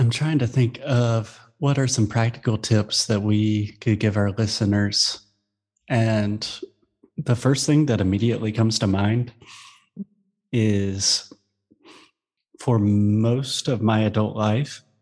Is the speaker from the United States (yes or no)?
yes; South Carolina, United States; moved away; I was born in South Carolina, but I don't live there anymore.